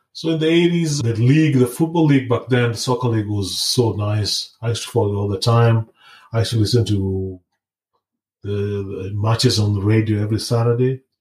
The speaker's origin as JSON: {"language": "English", "country": "Kenya", "tie": "born or raised there", "moved": "yes", "lives_now": "United States", "said": "I live in the US, but I was born in uh, Kenya. That's my home country. That's where I was raised. I was there throughout my childhood"}